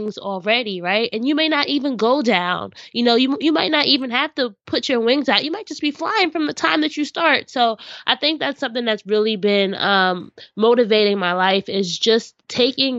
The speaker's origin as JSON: {"language": "English", "town": "Orange", "region": "New Jersey", "country": "United States", "tie": "born or raised there", "said": "I grew up in Orange, New Jersey, been here my whole life."}